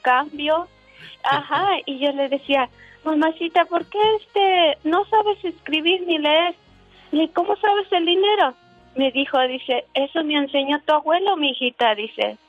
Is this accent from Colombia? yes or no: no; Tetipac, Guerrero, Mexico; now in Orange, United States; mi lindo pueblo tan hermoso, mi linda gente, de mi lindo Tetipac. A un lado de Tasco, Guerrero.